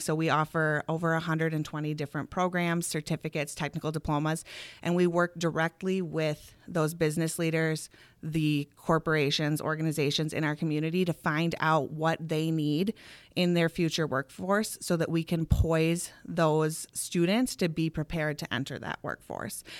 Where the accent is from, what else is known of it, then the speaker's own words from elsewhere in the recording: Eau Claire, Wisconsin, United States; also born or lived in Minneapolis, Minnesota / Whitewater, Wisconsin; I grew up in Eau Claire